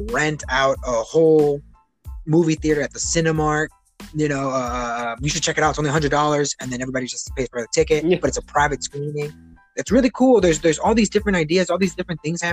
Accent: Chicago, Illinois, United States; now in Oklahoma, United States; I'm from Chicago

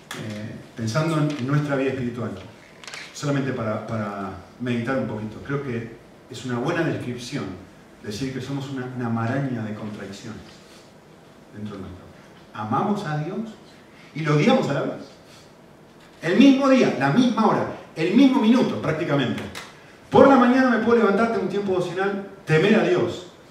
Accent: Argentina; con mi acento todo el mundo que me escucha ahora la primera vez se da cuenta, nacimos en Argentina

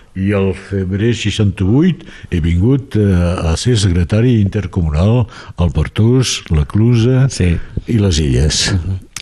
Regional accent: Perpignan, Occitania, France; jo he nascut al, a Xelem de Sant Louis

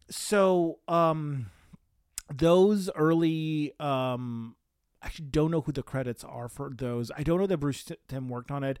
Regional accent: Romania; moved away; growing up in Romania

